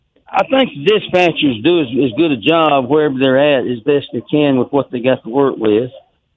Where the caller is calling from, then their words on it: Duncanville, Texas, United States; And everybody knows … from Duncanville.